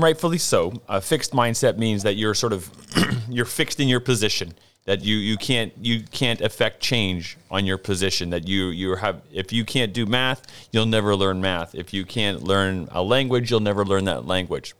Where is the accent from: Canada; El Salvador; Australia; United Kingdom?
Canada; Ontario; moved away; my hometown province of Ontario